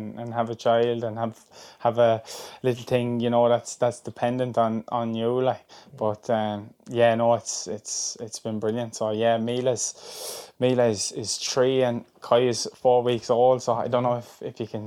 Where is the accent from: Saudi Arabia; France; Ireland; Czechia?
Ireland; growing up down on Clown Beach, fishing in the Ahare River